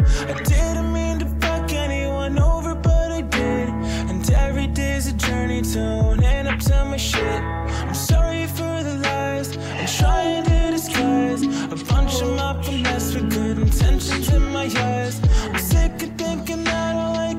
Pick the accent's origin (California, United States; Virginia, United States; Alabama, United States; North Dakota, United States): Virginia, United States; originally from my home state here, Virginia